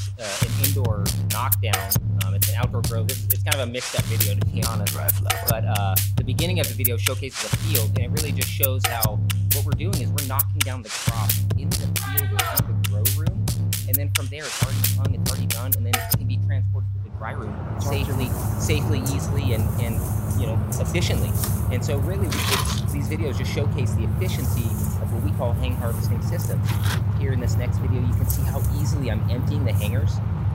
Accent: Hawaii, United States; born there; also born or lived in Europe / Valencia; I'm kind of army brat, you know, born in Hawaii, lived in Europe as a kid on base. You know, my parents settled down in Valencia in 85.

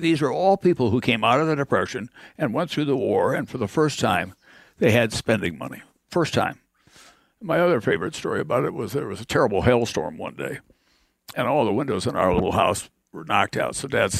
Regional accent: Igloo, South Dakota, United States; I remember when we moved from Igloo in the far southwestern part of the state to this place where they were going to build a dam.

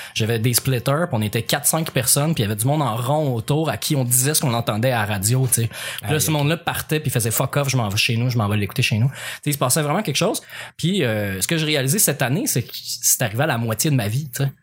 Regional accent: L'Assomption, Quebec, Canada; also born or lived in Repentigny; je venais de quitter mon patelin euh, de de l'Assomption pour Repentigny

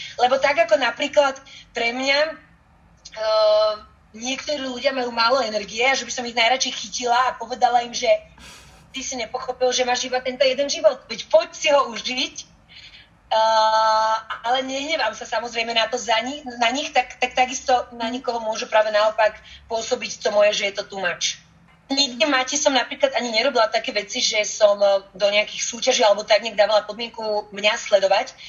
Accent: Bratislava, Bratislava Region, Slovakia; also born or lived in Germany / Záhorie / Bosnia; Viac menej žijem celý život v Bratislave, s tým, že chvíľočku sme bývali aj na Záhori, chvíľočku sme tak nejak pendlovali, aj, ja som sa narodila totiž to v Nemecku. Takže moje prvé roky boli práve v Nemecku, potom sme prišli do Bratislavy

